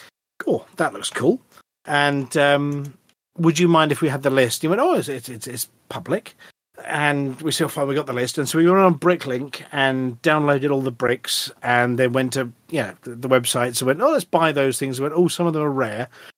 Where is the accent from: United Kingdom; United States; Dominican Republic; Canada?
United Kingdom; Wales; And being Welsh, maybe sheep noises.